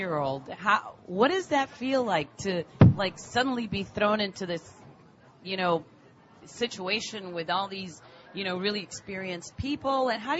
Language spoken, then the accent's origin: English; Miami, Florida, United States; I'm from Miami. I grew up in Miami.